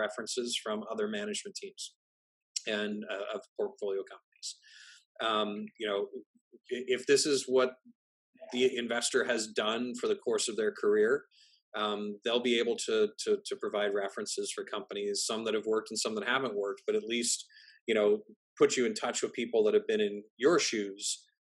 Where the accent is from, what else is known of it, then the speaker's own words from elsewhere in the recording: Canada; I'm Canadian.